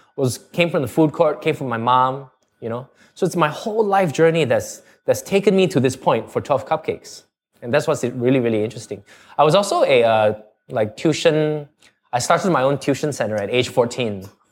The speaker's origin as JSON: {"language": "English", "country": "Singapore", "tie": "born or raised there", "also_born_or_lived": "Canada", "accent": "Canadian", "said": "at about seven months, I went to Canada and stayed there all the way up to nine years old. And then I, then we came back to Singapore"}